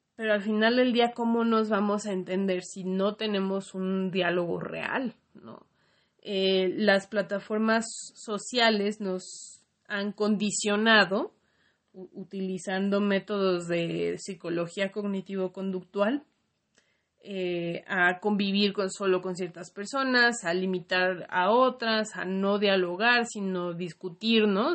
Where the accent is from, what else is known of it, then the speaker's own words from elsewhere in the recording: Mexico; como mexicanos y como latinoamericanos